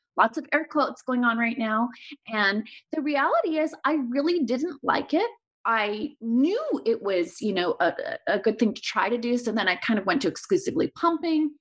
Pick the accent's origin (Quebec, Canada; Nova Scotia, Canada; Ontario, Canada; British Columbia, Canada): Quebec, Canada; Montreal; moved away as an adult; now in Los Angeles, United States; I grew up in Montreal and moved here for residency.